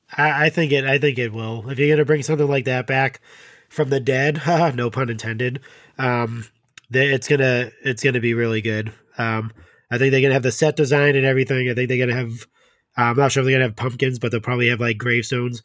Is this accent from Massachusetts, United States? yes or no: yes; New England, Massachusetts, United States; I'm from New England